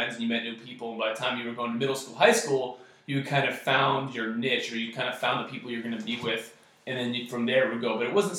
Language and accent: English; Goleta, California, United States; I grew up in Santa Barbara, actually specifically Goleta, which is kind of like the suburb area down in Santa Barbara, for any of those that are familiar. And, you know, it was kind of your typical kind of middle class neighborhood growing up around there.